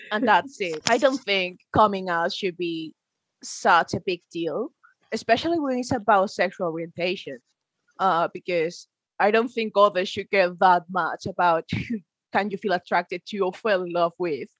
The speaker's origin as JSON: {"language": "English", "town": "Padrón", "region": "Galicia", "country": "Spain", "tie": "born or raised there", "second_language": "English", "moved": "yes", "lives_now": "Inverness, United Kingdom", "said": "I'm from uh, Galicia, that is one of the autonomies in the north. So no, it's not sunny. In fact, it's quite similar to Scotland. and I grew up in a tiny town there. Well, it's a bit weird because it's called Padron, my town"}